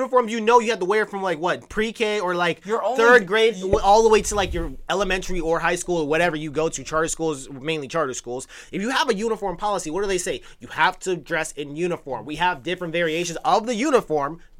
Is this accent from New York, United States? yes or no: no; Chicago, Illinois, United States; I'm from Chicago.